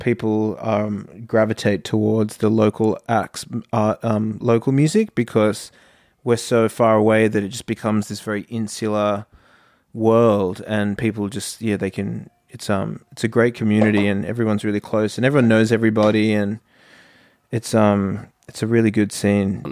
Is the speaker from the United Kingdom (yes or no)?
no; Australia; we're from Australia